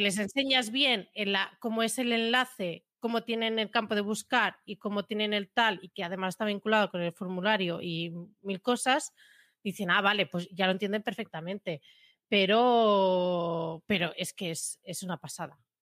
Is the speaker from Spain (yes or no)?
yes; Premià de Mar, Catalonia, Spain; yo soy, de Premia